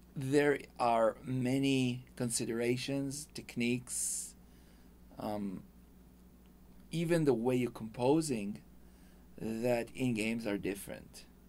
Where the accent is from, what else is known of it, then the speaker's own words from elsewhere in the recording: Israel; English is a second language; moved away as an adult; now in Los Angeles, United States; I'm from Israel. Yeah. Uh, I came here with my wife